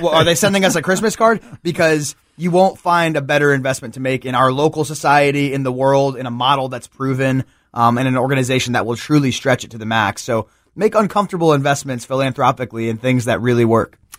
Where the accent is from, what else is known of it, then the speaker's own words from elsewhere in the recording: New Jersey, United States; now in Memphis, United States; the neighborhood I grew up in New Jersey